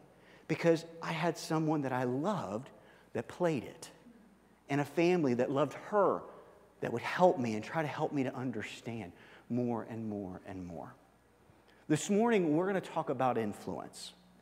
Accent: South Africa; I didn't care if South Africa won, because I'm from South Africa.

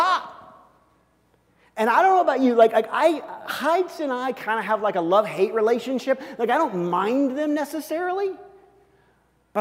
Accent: Missouri, United States; moved away; I'm from Missouri

